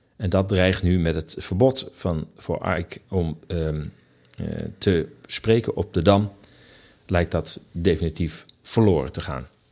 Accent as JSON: {"language": "Dutch", "town": "Amsterdam", "region": "North Holland", "country": "Netherlands", "said": "Ik ken als Amsterdammer de stad nog uit de 60 en 70 jaren."}